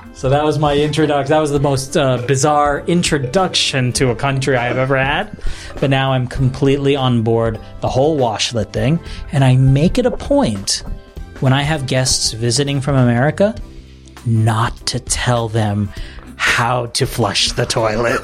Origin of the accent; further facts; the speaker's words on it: New Jersey, United States; moved away as an adult; now in Tokyo, Japan; I grew up in New Jersey